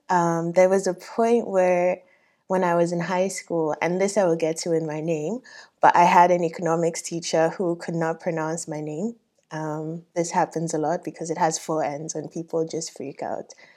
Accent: Ghana; moved away; also born or lived in Nigeria; I grew up in Ghana

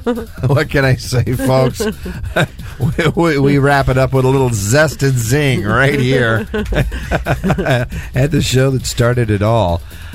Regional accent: Houston, Texas, United States; moved away; I'm an old Houston boy.

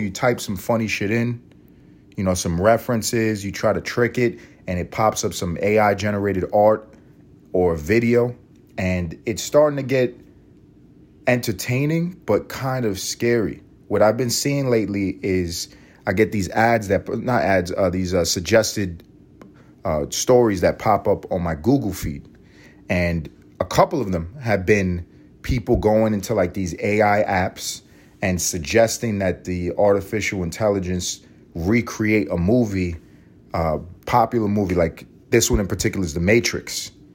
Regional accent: United States; I'm an American

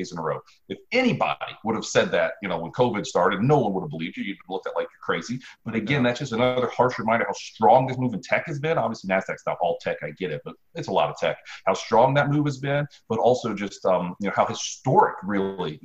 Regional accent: Ohio, United States; now in South Carolina, United States; I'm from Ohio.

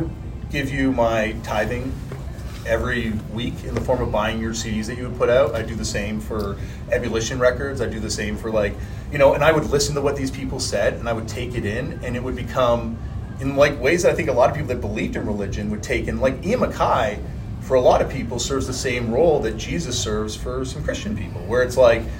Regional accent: Canada; Look at me, I'm Canadian, I definitely can.

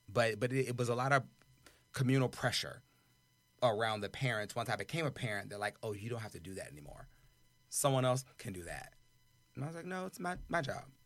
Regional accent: the South, United States; I'm from the South

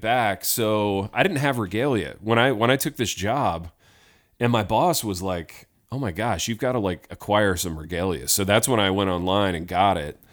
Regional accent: Indiana, United States; growing up in Indiana

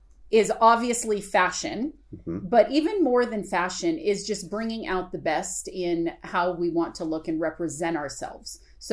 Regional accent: California, United States; moved away as an adult; also born or lived in Napa, California; now in Colorado, United States; we're actually California girls.

